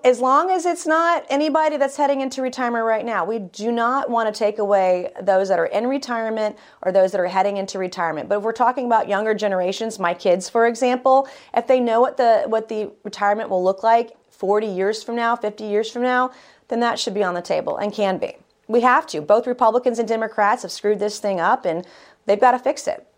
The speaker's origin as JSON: {"language": "English", "region": "South Carolina", "country": "United States", "tie": "born or raised there", "said": "I'm proud of my home state of South Carolina."}